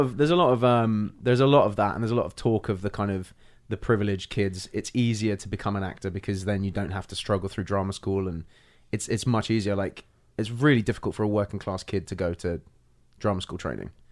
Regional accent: London, United Kingdom; moved away as an adult; also born or lived in Ireland / Brixton; now in United States; I was born in Ireland, grew up in Northwest London

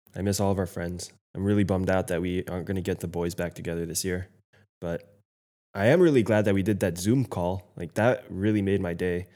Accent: United States

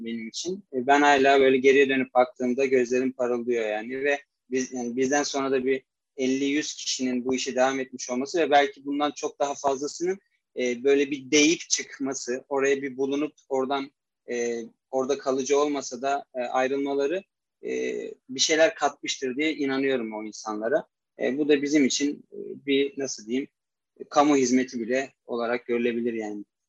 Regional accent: Istanbul, Turkey; also born or lived in Erzurum; 1996 İstanbul doğumluyum. Aslen e, Erzurumluyum.

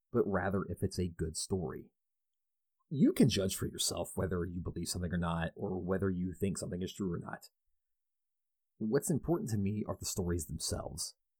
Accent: Louisville, Kentucky, United States; residing in my hometown of Louisville

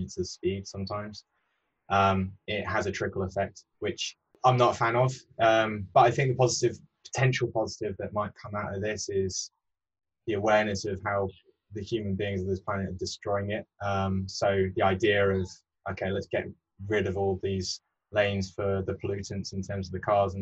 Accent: Peak District, East Midlands, United Kingdom; also born or lived in Bath; now in London, United Kingdom; my background is growing up in the Peak District, which is one of the oldest national parks.

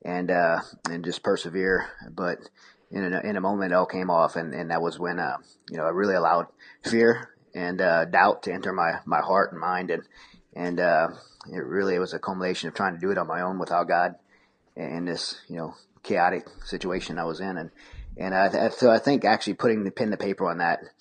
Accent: Raceland, Louisiana, United States; also born or lived in Houma / Thibodaux; I grew up in South Louisiana in a place called Raceland or in Houma, Thibodaux area of Louisiana

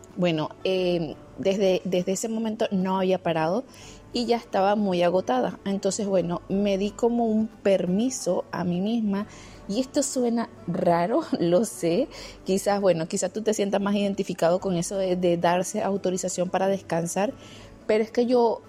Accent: Venezuela; now in Germany; tenía seis años sin visitar mi país y al final pude visitar mi país

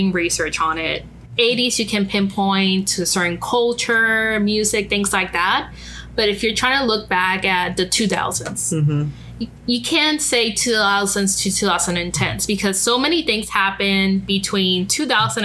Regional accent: Puerto Rico; English is a second language; now in New Orleans, United States; I was born in Puerto Rico, so I'm Puerto Rican

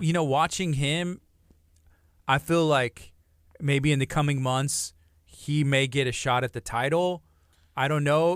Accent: Angleton, Texas, United States; moved away; I'm from Angleton

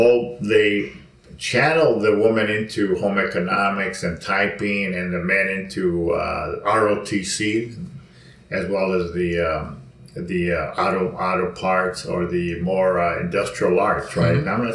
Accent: Mexico; now in Los Angeles, United States; because when I came from Mexico, I lived in South L.A., where it was Chicano Black, and the older whites are already moving out.

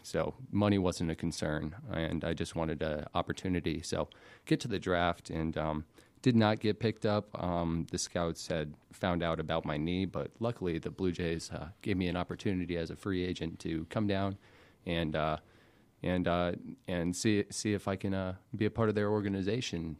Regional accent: Alpharetta, Georgia, United States; also born or lived in Macon, Georgia; born and raised in Alpharetta, Georgia

